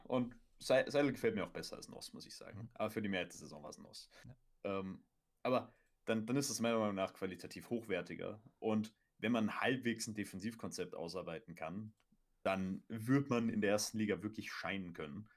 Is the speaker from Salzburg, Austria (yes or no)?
yes; near Golling, Salzburg, Austria; ich komme ja aus der, aus der Gegend